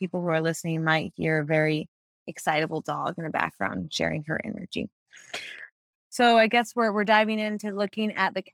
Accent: United States; I'm raised in a country with primarily patriarchal religion being the supreme

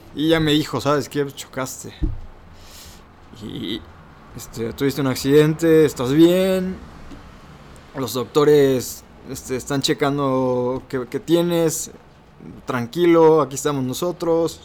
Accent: Salvatierra, Guanajuato, Mexico; Yo soy de Salvatierra, Guanajuato, el pueblo mágico, orgullosamente salvaterrense

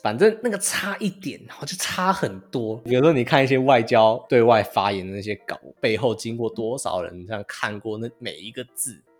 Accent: Taiwan; moved away as an adult; also born or lived in Sweden; now in United States; 口音的话，我其实觉得台湾人都还好，没有什么很认真的口音。

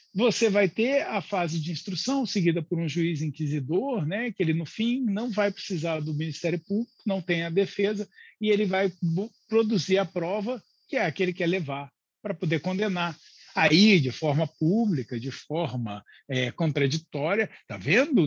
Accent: Brazil

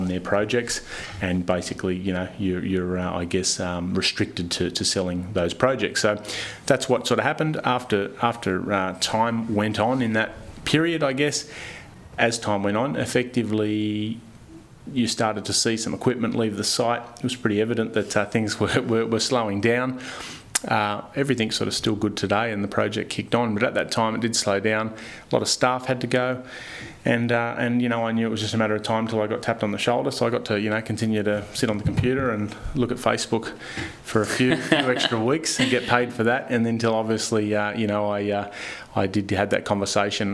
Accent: Newcastle, New South Wales, Australia; also born or lived in Central Coast, New South Wales; Started with the local primary school, progressed on to obviously high school here in Newcastle

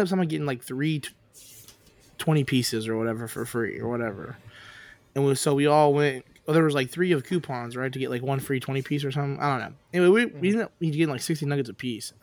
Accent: Humble, Texas, United States; I'm from Humble

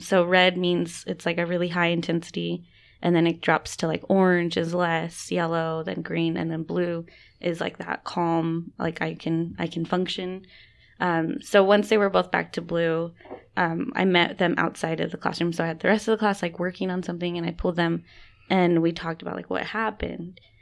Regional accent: West Valley City, Utah, United States; also born or lived in Arizona; I'm Dene from Denhotse, Arizona. Um, and then I grew up here in West Valley

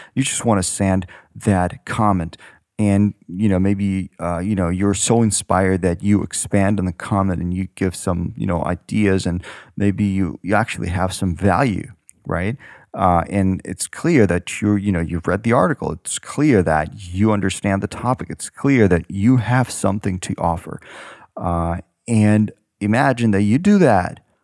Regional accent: Ukraine; moved away as an adult; now in San Francisco, United States; I was born in Ukraine.

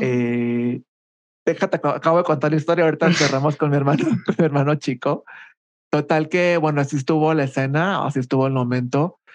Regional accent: Culiacán, Sinaloa, Mexico; moved away as an adult; also born or lived in Monterrey; now in Mexico City, Mexico; soy originario de Culiacán, Sinaloa. Ahí viví los primeros 18 años de mi vida.

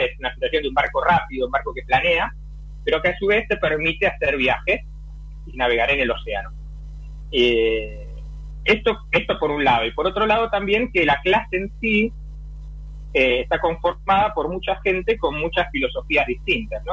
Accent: Buenos Aires, Argentina; moved away as an adult; now in Europe; nací en Buenos Aires, navegué casi toda mi vida náutica en Argentina

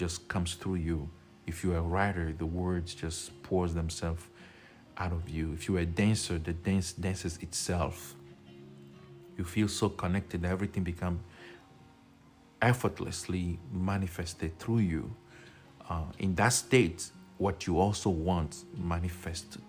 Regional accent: Togo; I'm from Togo, West Africa.

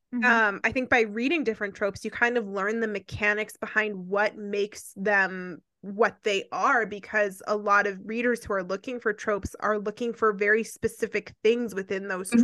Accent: Canada; I'm Canadian

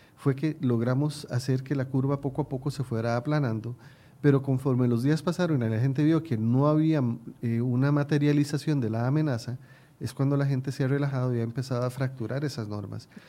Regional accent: Costa Rica; mi pueblo

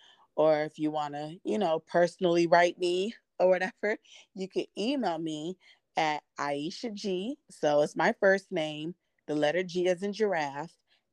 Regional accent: San Diego, California, United States; moved away as an adult; also born or lived in Grambling, Louisiana / Bronx, New York; now in New York City, United States; I'm from San Diego, California, and I was out there my whole life. And then I decided towards, like, you know, not the last minute, I guess you could say in my late 20s, I transferred to Grambling State University in Louisiana.

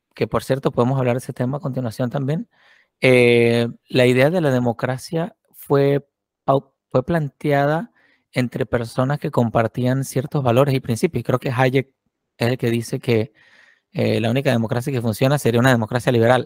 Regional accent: Venezuela; moved away as an adult; a mí me pasó también como venezolano

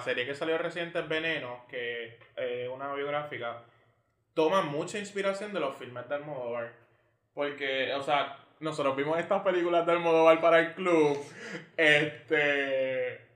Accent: San Germán, Puerto Rico; moved away as an adult; also born or lived in San Juan; soy de San Germán

